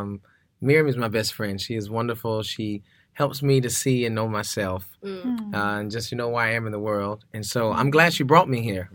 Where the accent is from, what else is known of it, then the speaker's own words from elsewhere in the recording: Alabama, United States; moved away as an adult; also born or lived in Boston; I'm from Alabama. Grew up in the church and drenched in blues and gospel and soul.